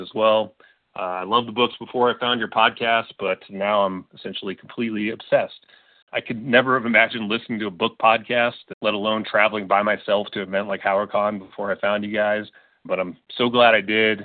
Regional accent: Denver, Colorado, United States; I'm from Denver

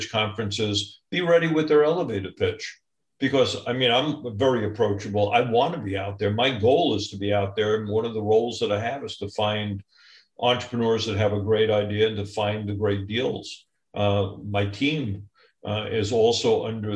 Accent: New York, United States; I'm a New Yorker

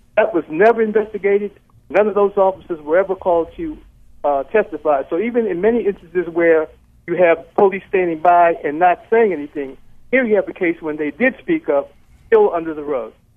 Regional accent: Baltimore, Maryland, United States; moved away as an adult; now in Baton Rouge, United States; I, live in uh, uh, Baton Rouge now. I'm originally from Baltimore

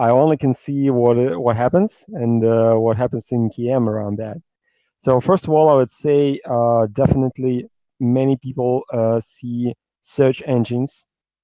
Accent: Russia; I'm from Russia

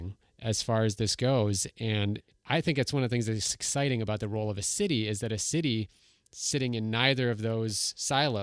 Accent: Minnesota, United States; I'm from Minnesota

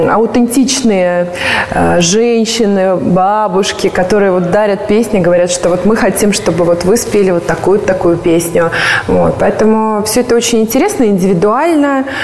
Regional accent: Russia; born there; Я считаю, что нам вообще всем повезло, что мы родились вот в России, потому что у нас есть, во-первых, 4 года времени.

